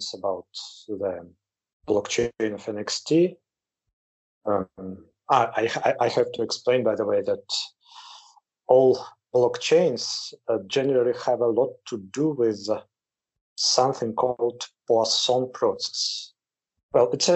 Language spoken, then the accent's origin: English; Moscow, Russia; moved away as an adult; now in Campinas, Brazil; I'm originally from Moscow. I graduated from the Moscow State University as a mathematician. Then, more than 20 years ago, went to Brazil.